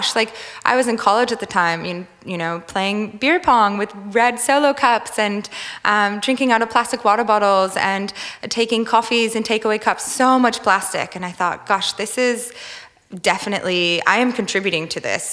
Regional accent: Minnesota, United States; moved away as an adult; also born or lived in California; now in Australia; I grew up in Minnesota, which is known as the land of lakes

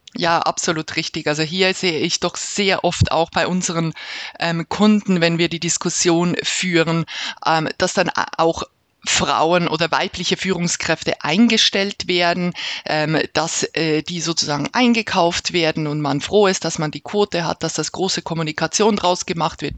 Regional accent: Switzerland; bei uns in der Schweiz

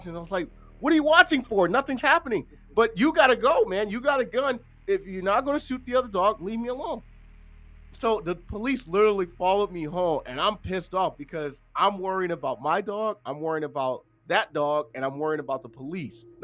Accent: Los Angeles, California, United States; I'm from South Central LA, Compton, Watts, if you guys know what that's.

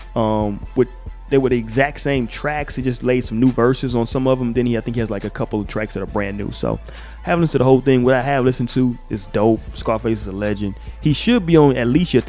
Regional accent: the South, United States; I'm from the South.

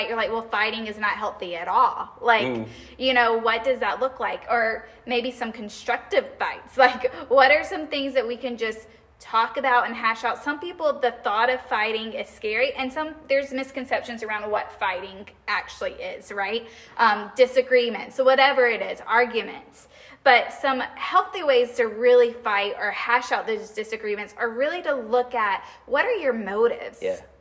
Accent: the South, United States; I grew up in the South.

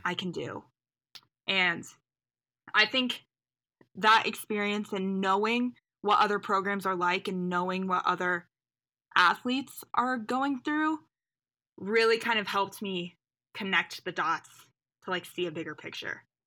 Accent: Indianapolis, Indiana, United States; also born or lived in New York; I am originally from Indianapolis area, but I went to Colgate University out in New York.

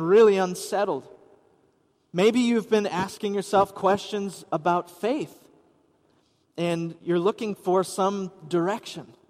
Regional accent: Wisconsin, United States; I grew up in Wisconsin

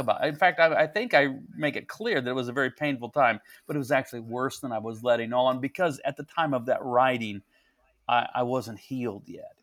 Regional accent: St. Joseph, Missouri, United States; I'm, I'm in my hometown. I'm, I was born and raised

